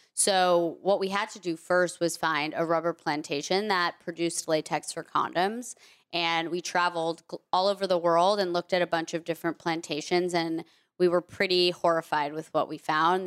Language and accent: English; Vermont, United States; I grew up mostly in Vermont